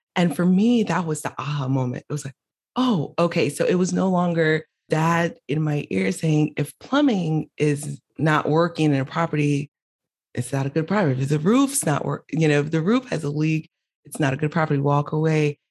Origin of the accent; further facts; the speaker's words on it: Miami, Florida, United States; also born or lived in Haiti; I was born in Haiti, raised in Miami